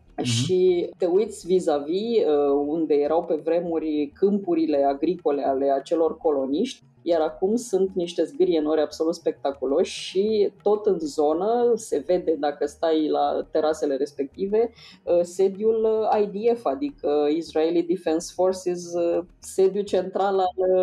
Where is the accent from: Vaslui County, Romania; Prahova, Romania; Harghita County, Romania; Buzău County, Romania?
Vaslui County, Romania; Vaslui; accent: Moldavian; eu sunt din Vaslui, deci pot să vorbesc și cu accent dacă trebuie